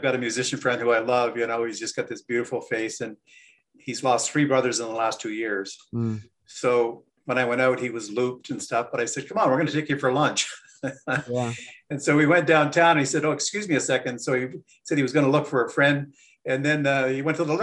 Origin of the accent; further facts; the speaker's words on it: Peterborough, Ontario, Canada; I was born in Peterborough, raised in Ontario